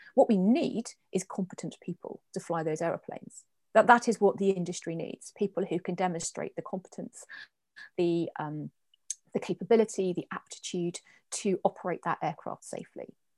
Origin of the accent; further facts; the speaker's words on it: Guernsey; I was born in Guernsey, born and bred